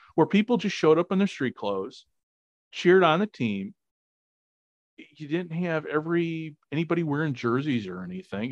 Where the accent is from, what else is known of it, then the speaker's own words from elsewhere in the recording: Chicago, Illinois, United States; now in Japan; I grew up in Chicago